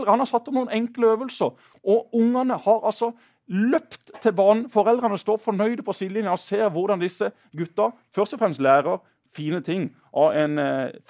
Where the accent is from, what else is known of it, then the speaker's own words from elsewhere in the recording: Kristiansand, Agder, Norway; Jeg bor på Gimlekollen, der jeg vokste opp.